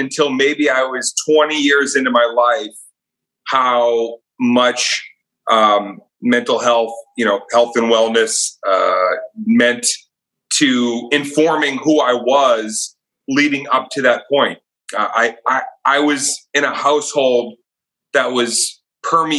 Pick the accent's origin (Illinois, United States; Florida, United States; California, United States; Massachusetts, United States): Massachusetts, United States; outside of Boston; I grew up outside of Boston.